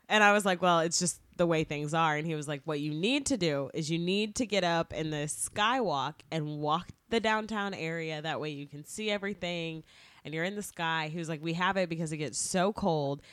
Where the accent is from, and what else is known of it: Texas, United States